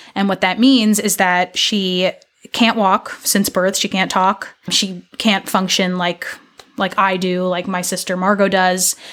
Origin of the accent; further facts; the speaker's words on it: New York, United States; moved away as an adult; also born or lived in Mississippi / California; now in Portland, Maine, United States; I grew up in New York